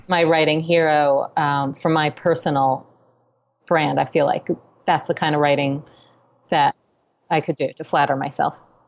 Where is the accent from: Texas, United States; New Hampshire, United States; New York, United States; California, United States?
New York, United States; New York City; growing up in New York City